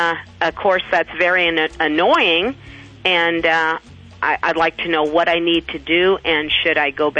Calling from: Rock Island, Illinois, United States; I'm calling from Rock Island, Illinois.

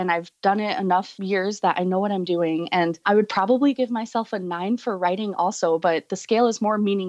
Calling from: Mason City, Iowa, United States; I'm calling from Mason City, Iowa.

